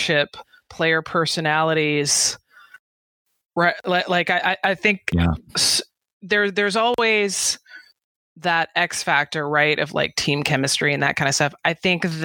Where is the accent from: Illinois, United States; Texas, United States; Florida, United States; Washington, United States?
Texas, United States; I know I'm an American, I know I'm a Texan